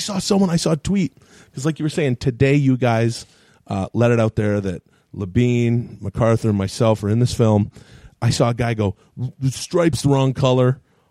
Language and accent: English; Ladner, British Columbia, Canada; now in United States; There's an RCMP center near my house where I grew up when I was a kid